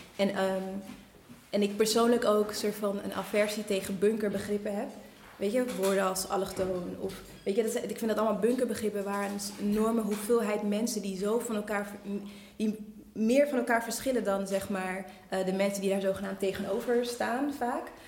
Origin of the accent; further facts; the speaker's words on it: Netherlands; ik kom uit Nederland, ik ben hier opgegroeid